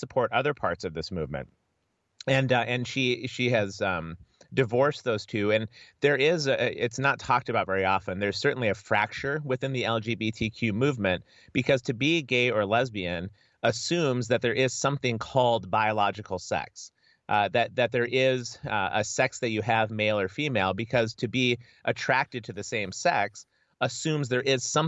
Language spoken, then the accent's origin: English; United States; also born or lived in Edinburgh, United Kingdom; as an American